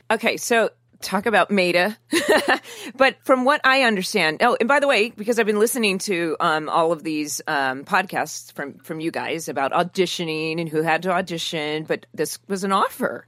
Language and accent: English; Newport Beach, California, United States; I grew up in Orange County in, in south of Newport Beach